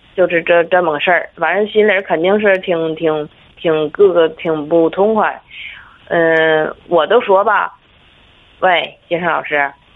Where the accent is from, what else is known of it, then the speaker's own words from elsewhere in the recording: Tangshan, Hebei, China; 我是他山本地的